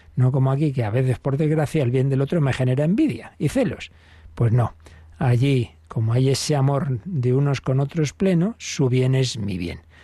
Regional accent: Spain; yo español

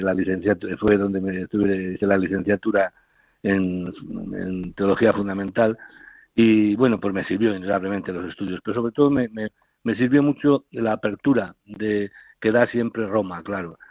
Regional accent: Castile and León, Spain; also born or lived in Carrión de los Condes; now in Ciudad Real, Spain; mi pueblo, porque era 15 kilómetros, estaba en, Carrión, en Carrión de los Condes, y mi pueblo estaba a 15 kilómetros

